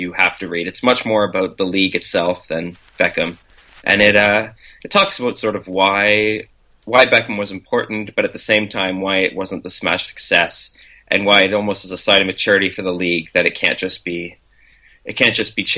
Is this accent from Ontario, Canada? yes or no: yes; Kingston, Ontario, Canada; I grew up in Kingston, which is a city halfway between Toronto and Montreal.